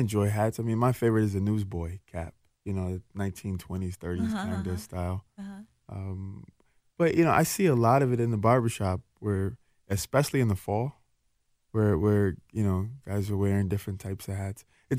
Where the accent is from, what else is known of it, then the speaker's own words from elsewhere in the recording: Jackson, Mississippi, United States; now in Minneapolis, United States; I was born in Jackson, Mississippi, but, you know, okay. I've been here for 33 years